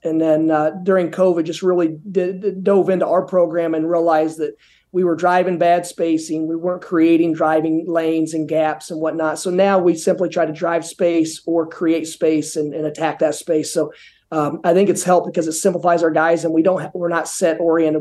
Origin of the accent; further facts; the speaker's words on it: Indiana, United States; moved away as an adult; now in Boca Raton, United States; growing up in Indiana